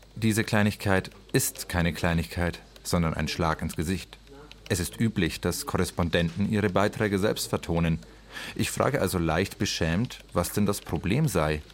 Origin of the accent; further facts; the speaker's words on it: Franconia, Bavaria, Germany; accent: Franconian; Ich komme aus Franken was mich befähigt, das verräterische R spektakulär und auf der Zungenspitze zu rollen